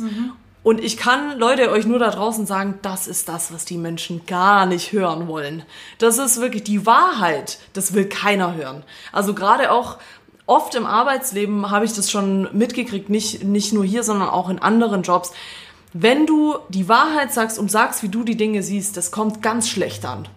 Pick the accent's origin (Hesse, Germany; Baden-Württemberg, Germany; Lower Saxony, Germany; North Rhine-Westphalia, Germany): Baden-Württemberg, Germany; Swabia; accent: Swabian; ich rede weiter Schwäbisch.